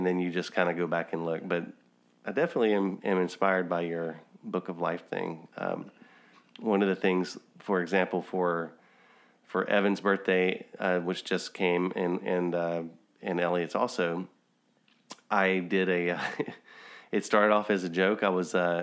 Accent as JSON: {"language": "English", "region": "Louisiana", "country": "United States", "tie": "born or raised there", "said": "we have a camp that I grew up going to in Louisiana in Bundix Lake"}